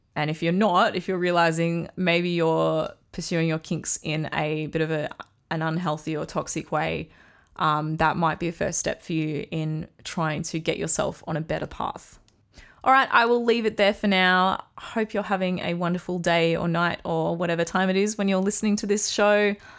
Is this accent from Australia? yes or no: yes; Australia; accent: Australian; I'm in Australia, if you can't tell from my accent.